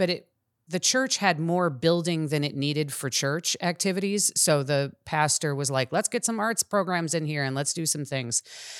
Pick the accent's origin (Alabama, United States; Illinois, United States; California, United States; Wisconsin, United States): Illinois, United States; Chicago; I'm originally from Chicago, and I spent a lot of my life in Chicago.